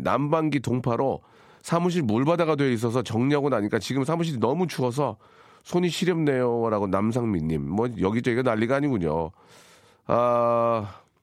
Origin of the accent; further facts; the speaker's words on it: Gunsan, North Jeolla, South Korea; moved away; 군산. 제 고향이죠